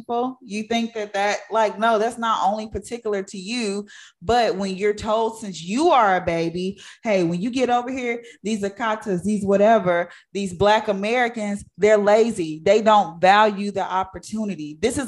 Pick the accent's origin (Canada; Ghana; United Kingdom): Ghana; I'm Ghanaian, you know, we don't play about that.